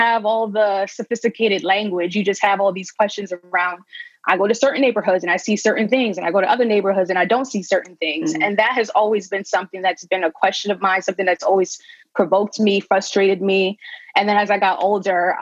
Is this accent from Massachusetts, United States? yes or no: no; New York City, New York, United States; also born or lived in Bahamas / Westchester / Harlem; I grew up most of my life in the Bronx